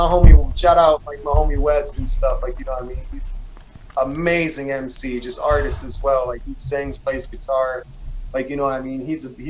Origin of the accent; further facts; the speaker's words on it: East Coast, United States; I grew up on the East Coast, skateboarding wasn't really popular